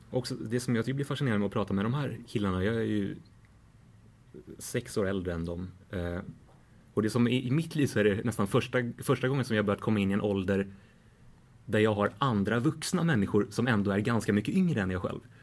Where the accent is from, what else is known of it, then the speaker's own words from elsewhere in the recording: Sweden; som svensk reporter på plats